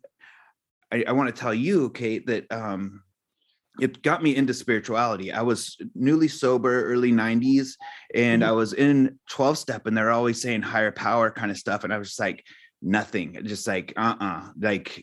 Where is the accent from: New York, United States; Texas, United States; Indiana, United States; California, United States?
California, United States; Santa Cruz; I grew up in Santa Cruz